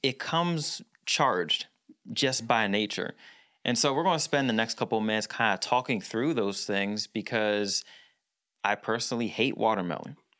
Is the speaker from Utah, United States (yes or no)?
no; Philadelphia, Pennsylvania, United States; so I was born in Philadelphia. I went to school in the suburbs. So I, I was born in the area of Philly where it was all black